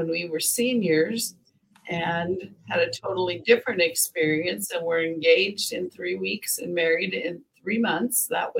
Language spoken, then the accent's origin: English; United States; also born or lived in Texas; I was raised in Oregon and Texas.